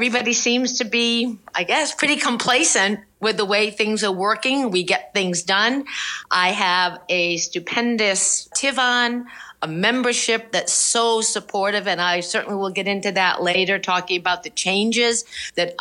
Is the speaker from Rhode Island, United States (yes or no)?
yes; Rhode Island, United States; moved away as an adult; also born or lived in Providence, Rhode Island; now in California, United States; I lived in Rhode Island my whole life until I was married